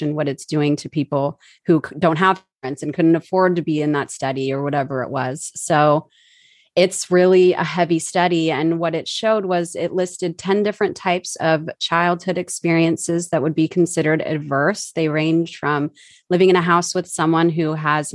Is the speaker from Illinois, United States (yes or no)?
no; Southern Orange County, California, United States; I was born in Southern Orange County, California, to teenage parents who did not work out. Just a couple months after I was born, I grew up in my grandparents' house